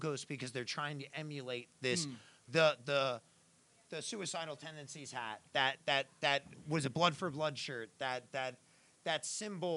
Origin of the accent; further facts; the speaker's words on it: Brick, New Jersey, United States; moved away; I'm from Bricktown. Bricktown is South Jersey